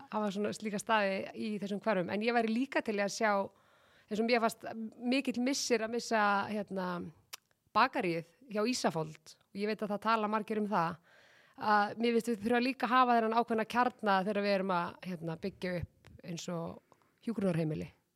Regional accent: Garðabær, Capital Region, Iceland; mér hefur þótt svo dásalegt að alast upp í Garðabæ

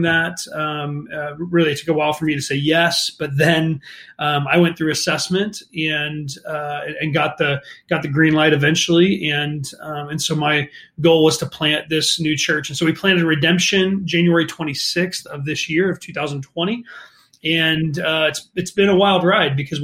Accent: northeastern Ohio, United States; moved away as an adult; now in St. Louis, United States; I grew up in Ohio, northeastern Ohio

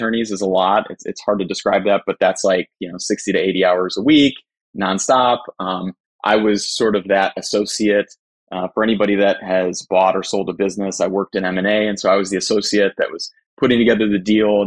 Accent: Cleveland, Ohio, United States; I'm from Cleveland, Ohio.

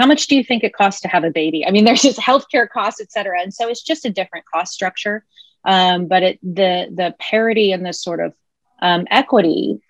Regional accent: United States; moved away as an adult; also born or lived in Germany; as a true American, I only spoke one language

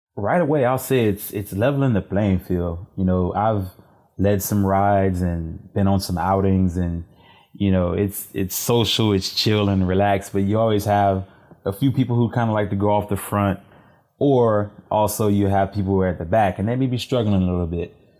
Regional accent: Cheneyville, Louisiana, United States; moved away as an adult; also born or lived in Washington, D.C.; now in Houston, United States; I'm originally from Louisiana, uh, rural Louisiana, a small town called Cheneyville

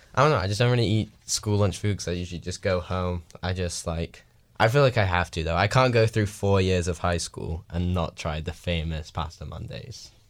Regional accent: England, United Kingdom; now in Washington, United States; I'm the English.

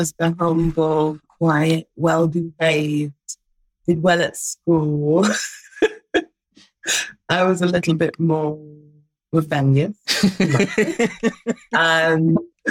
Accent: Derby, East Midlands, United Kingdom; also born or lived in Jamaica; now in London, United Kingdom; we're all from Derby

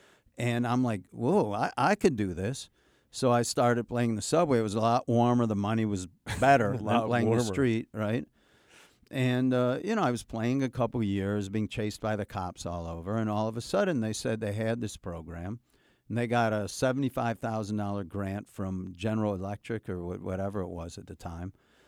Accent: Chicago, Illinois, United States; And I come from Chicago.

